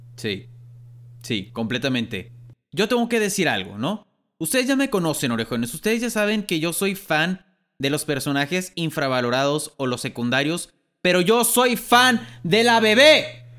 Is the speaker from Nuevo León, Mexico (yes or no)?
yes; Monterrey, Nuevo León, Mexico; somos de Monterrey, aquí en Monterrey